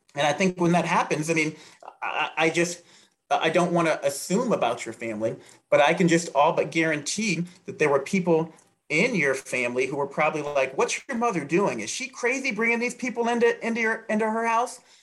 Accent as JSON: {"language": "English", "region": "Southern Maryland", "country": "United States", "tie": "born or raised there", "moved": "yes", "lives_now": "Indiana, United States", "said": "growing up in rural Southern Maryland"}